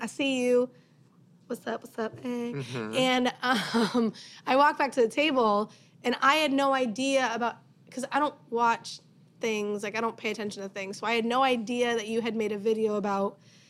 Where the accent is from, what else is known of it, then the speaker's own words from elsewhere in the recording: Massachusetts, United States; was from Massachusetts, from my hometown.